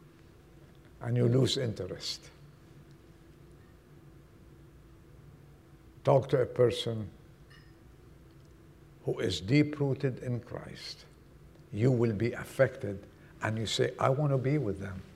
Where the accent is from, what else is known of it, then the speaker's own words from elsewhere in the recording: Lebanon; moved away; I was born in Lebanon